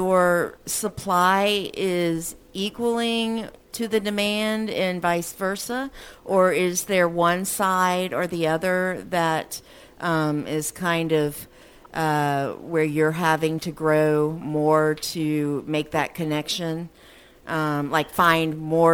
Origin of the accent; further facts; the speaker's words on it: Georgia, United States; I grew up in Georgia